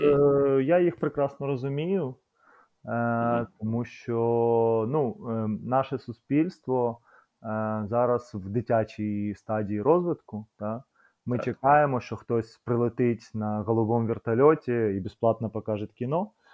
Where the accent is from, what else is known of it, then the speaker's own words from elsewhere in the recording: Kyiv, Ukraine; ми з братом народилися в Києві